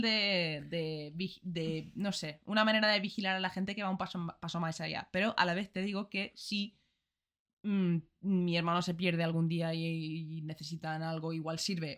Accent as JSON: {"language": "Spanish", "country": "Ireland", "second_language": "Spanish", "moved": "yes", "said": "soy de Irlanda"}